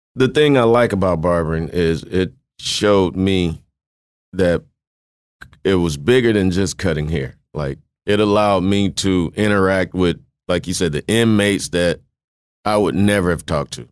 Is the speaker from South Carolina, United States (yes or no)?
no; Mississippi, United States; moved away; also born or lived in Kosciusko, Mississippi / Waterloo, Iowa; I was born in Kosciuszko, Mississippi, grew up in Salas with my grandfather. Um, nineteen ninety-two, my mom decided we were relocating, you know, better opportunities in, in Waterloo, Iowa